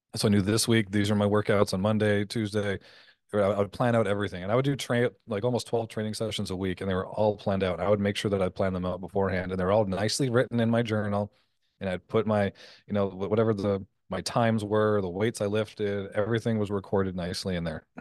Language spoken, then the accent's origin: English; Canada; moved away as an adult; also born or lived in Las Vegas; I'm Canadian